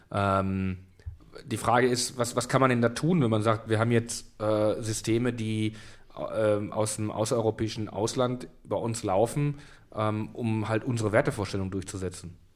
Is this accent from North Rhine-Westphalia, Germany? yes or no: no; Berlin, Germany; born there; Ich bin in Berlin geboren.